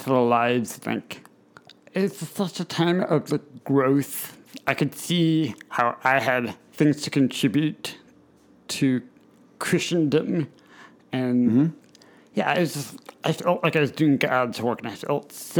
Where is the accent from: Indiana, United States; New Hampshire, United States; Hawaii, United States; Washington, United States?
Indiana, United States; moved away as an adult; now in Harrisburg, United States; I'd come back to Indiana